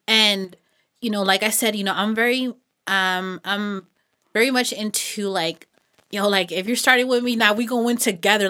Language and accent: English; Los Banos, California, United States; I was born and raised out here in Los Baños